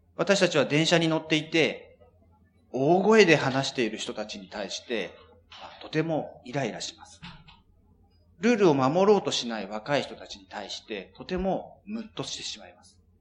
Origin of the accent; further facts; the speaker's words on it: Japan; 私たち日本人